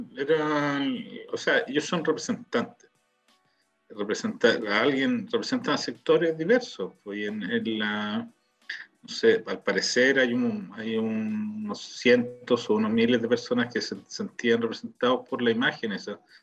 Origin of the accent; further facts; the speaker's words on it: Chile; now in Israel; éramos chilenos